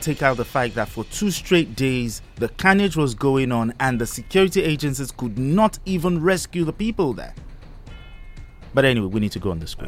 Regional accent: Ijebu-Ode, Ogun State, Nigeria; now in Abeokuta, Nigeria; my hometown, which is Ijebuodi

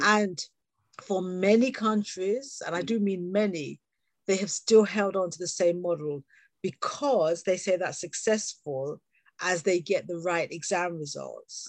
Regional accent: England, United Kingdom; accent: British; also born or lived in Jamaica (parents); born here and having had the wonderful experience of working globally

